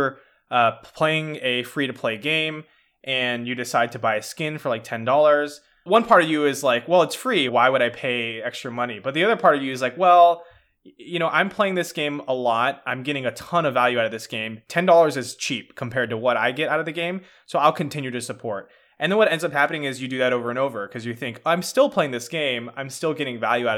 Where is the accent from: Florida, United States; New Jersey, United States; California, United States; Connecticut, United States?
California, United States; I grew up in Marin County, which is a pretty affluent area.